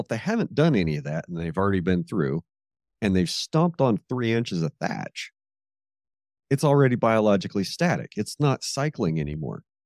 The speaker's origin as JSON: {"language": "English", "area": "Red Hills", "region": "Kansas", "country": "United States", "tie": "born or raised there", "said": "I grew up burning here in the Red Hills"}